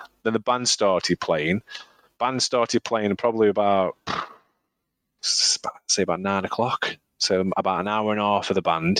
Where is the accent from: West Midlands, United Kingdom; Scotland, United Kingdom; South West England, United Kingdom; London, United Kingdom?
West Midlands, United Kingdom; Staffordshire; I'm from Staffordshire